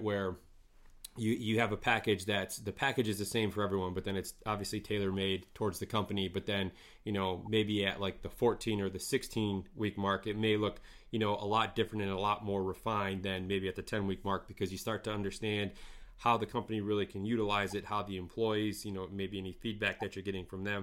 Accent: northern Michigan, United States; born or raised there

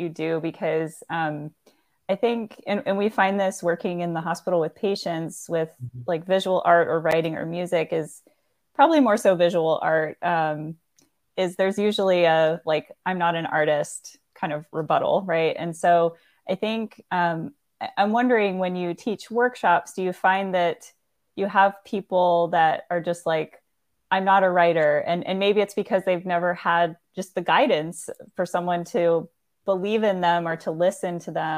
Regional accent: Florida, United States; I grew up in Florida near beaches

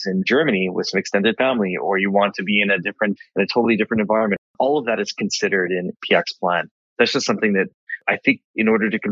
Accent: British Columbia, Canada; now in Montreal, Canada; being a British Columbian, a native British Columbian originally, I now live in Montreal

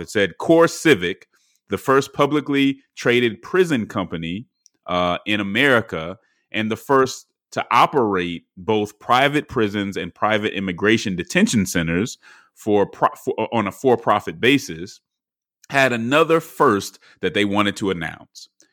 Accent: Atlanta, Georgia, United States; my hometown newspaper, uh, the Atlanta Journal Constitutional

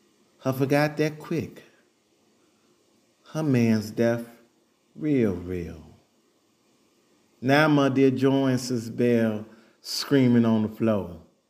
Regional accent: Chicago, Illinois, United States; I am from the West Side of Chicago

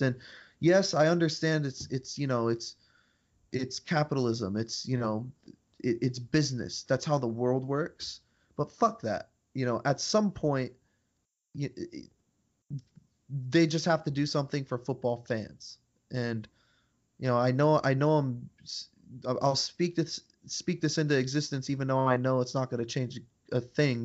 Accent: United States; we're from the United States

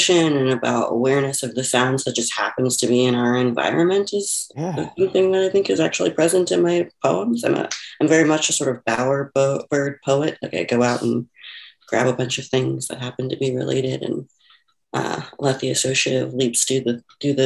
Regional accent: Houston, Texas, United States; moved away; also born or lived in Chicago; I grew up in Houston, Texas

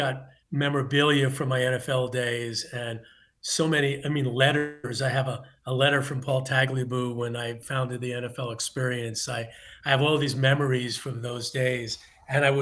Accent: New York City, New York, United States; I grew up in Queens

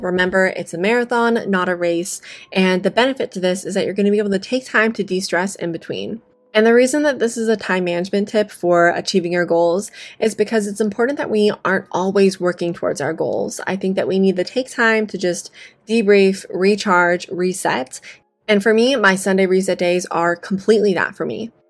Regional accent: Las Vegas, Nevada, United States; I am from Las Vegas

